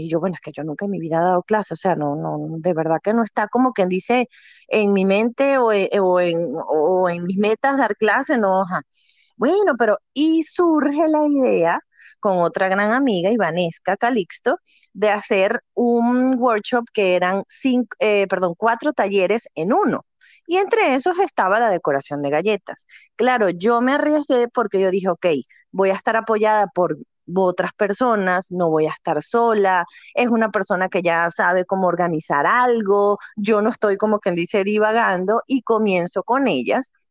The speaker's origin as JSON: {"language": "Spanish", "country": "Venezuela", "moved": "as an adult", "lives_now": "United States", "said": "soy venezolana, mamá de dos niñas, esposa, emprendedora eh, llegué aquí a este país, a Estados Unidos, hace eh, siete, casi ocho años ya."}